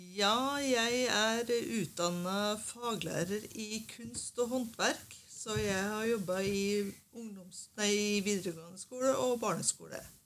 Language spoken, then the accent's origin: Norwegian; Sunndalsøra, Møre og Romsdal, Norway; now in Bærum, Norway; Jeg er egentlig fra Nordmøre. Fra Sunndalsøra